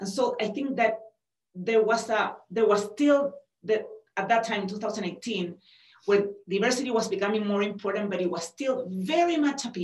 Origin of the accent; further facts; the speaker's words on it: Chile; accent: Chilean; moved away as an adult; also born or lived in New Mexico; now in United States; I come from Chile, but I was born in the US. My father was Italian, and I was raised in Chile